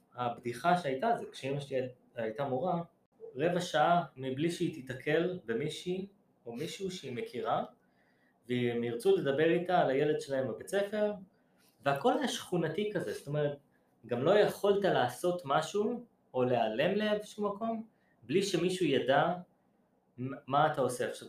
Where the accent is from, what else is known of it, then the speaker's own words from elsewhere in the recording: Kiryat Yam, Haifa District, Israel; moved away as an adult; now in New York, United States; גדלתי בקריית ים